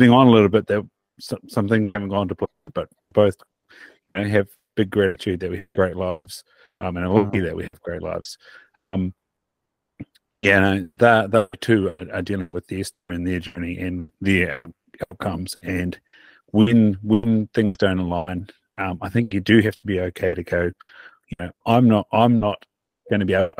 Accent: Invercargill, Southland, New Zealand; also born or lived in Australia; growing up in Invercargill

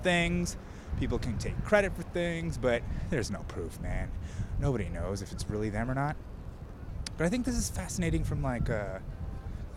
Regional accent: United States; I grew up here in America

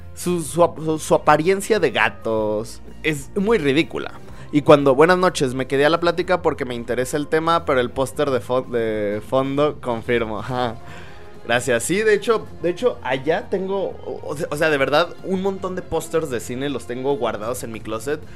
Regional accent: Aguascalientes, Mexico; Soy de Aguascalientes

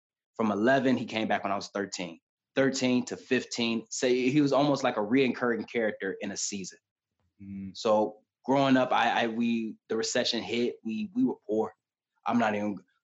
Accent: Detroit, Michigan, United States; now in California, United States; coming from Detroit, Michigan, and being from Detroit, which is one of the most dangerous cities in America

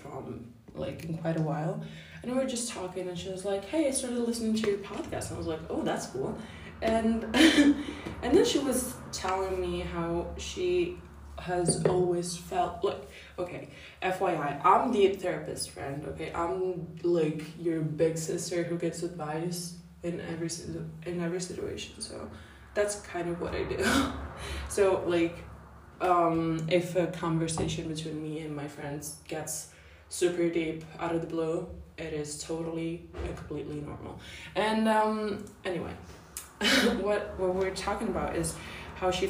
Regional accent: Italy; I'm 17 years old, and I am from Italy

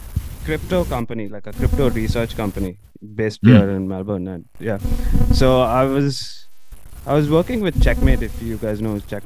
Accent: India; Yeah, sort of, I guess, like in terms of population, I think we are similar there.

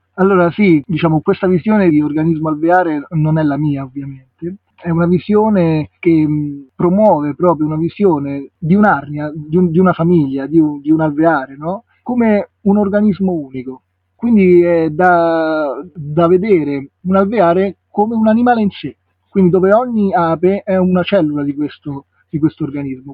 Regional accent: Rome, Lazio, Italy; moved away as an adult; now in Liguria, Italy; sono nato a Roma, ma mm, all'età di 24 anni sono andato a vivere in una realtà di campagna

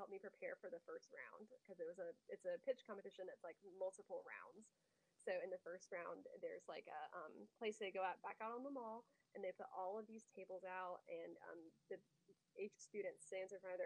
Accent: Winston-Salem, North Carolina, United States; moved away as an adult; now in Greenville, United States; I'm originally from Winston-Salem. I live in Greenville now

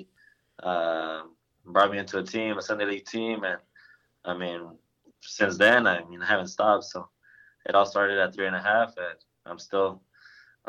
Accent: Los Angeles, California, United States; moved away as an adult; also born or lived in Washington; now in Chattanooga, United States; at a couple of months old, me and my family moved to LA, Los Angeles, California

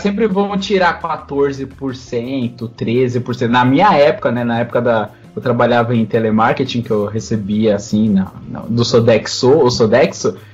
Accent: São Paulo, Brazil; also born or lived in Bahia; eu nasci na Bahia, só que eu tô desde pequeno aqui em São Paulo

